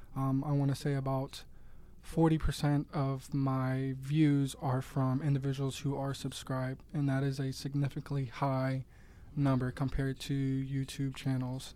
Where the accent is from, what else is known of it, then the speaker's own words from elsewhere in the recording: Swissvale, Pennsylvania, United States; I'm originally from Swissville, not too far from, uh, Mass Solutions headquarters